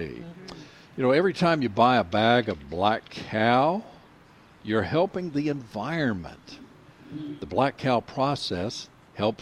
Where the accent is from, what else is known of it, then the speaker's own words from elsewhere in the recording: Nash County, North Carolina, United States; I grew up in Nash County